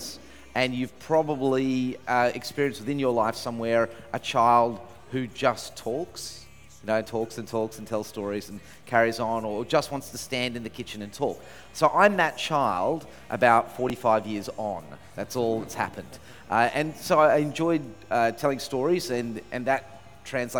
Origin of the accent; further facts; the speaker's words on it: Sydney, New South Wales, Australia; I'm from Sydney